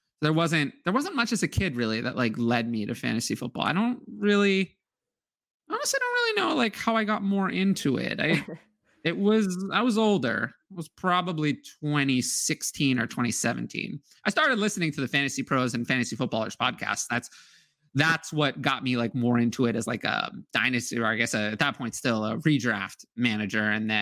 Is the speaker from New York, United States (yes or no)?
yes; New York, United States; I'm from New York